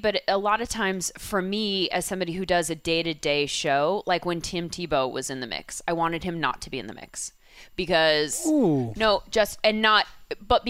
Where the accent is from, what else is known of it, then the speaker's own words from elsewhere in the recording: Southern California, United States; I grew up here in Southern California